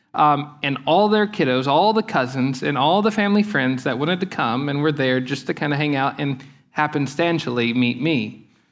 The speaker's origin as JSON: {"language": "English", "area": "Lake Eufaula", "region": "southeastern Oklahoma", "country": "United States", "tie": "born or raised there", "said": "the place where I grew up on Lake Eufaula in southeastern Oklahoma"}